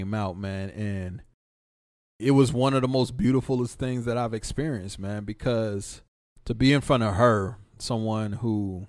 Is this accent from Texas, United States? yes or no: yes; Dallas, Texas, United States; The perfect blend of fucking street shit, hood shit, growing up in Oak Cliff, Dallas, and being a motherfucking doctor.